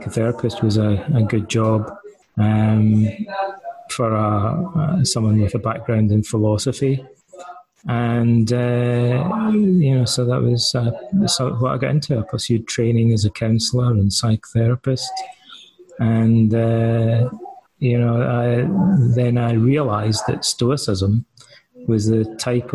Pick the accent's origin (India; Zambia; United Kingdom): United Kingdom; Ayr, Scotland; moved away as an adult; also born or lived in Aberdeen, Scotland / England / Canada; now in Athens, Greece; I grew up in the west coast of Scotland in a town called Ayr